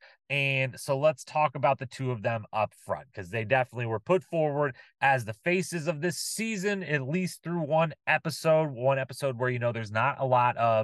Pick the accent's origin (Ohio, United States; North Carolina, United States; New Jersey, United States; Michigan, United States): Ohio, United States; Bryan; from Bryan, Ohio, my hometown